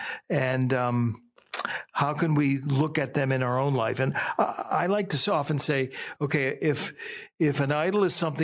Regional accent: Youngstown, Ohio, United States; I grew up in the Warren Youngstown area

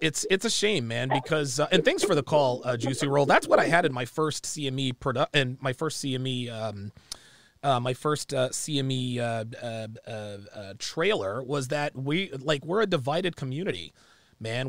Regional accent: United States; I am black American

